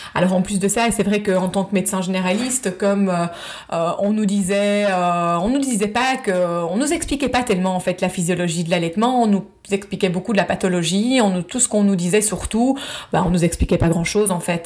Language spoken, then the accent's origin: French; Belgium; moved away as an adult; now in United States; je suis belge, je vis aux États-Unis depuis maintenant presque 7 ans